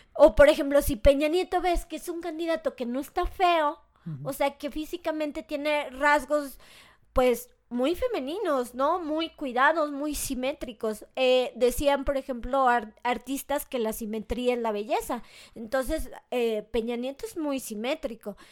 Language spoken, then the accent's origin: Spanish; Mexico; soy mexicana